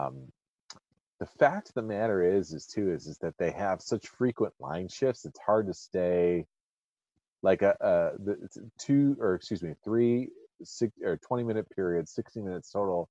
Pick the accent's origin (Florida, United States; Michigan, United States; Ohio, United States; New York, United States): Michigan, United States; Detroit; born or raised there